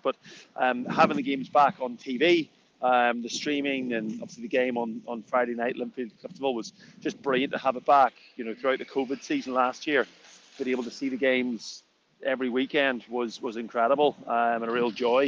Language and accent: English; County Down, Northern Ireland, United Kingdom; now in New York, United States; I'm originally from County Down, uh, but I'm currently living in New York